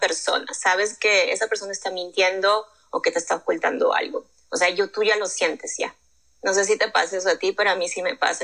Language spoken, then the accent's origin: Spanish; Lima, Peru; moved away as an adult; now in United States; Crecí en Lima, yo estudié allá comunicaciones y ya terminando mi carrera ya me mudé para acá